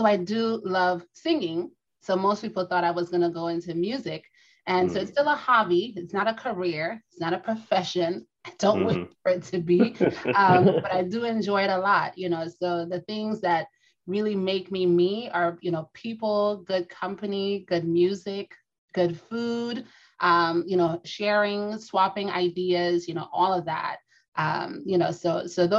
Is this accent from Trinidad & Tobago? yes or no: yes; Trinidad & Tobago; I am a Trini native